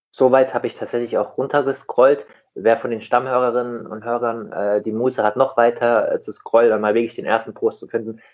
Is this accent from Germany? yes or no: yes; Rheingau, Hesse, Germany; ich komme aus dem Rheingau in Hessen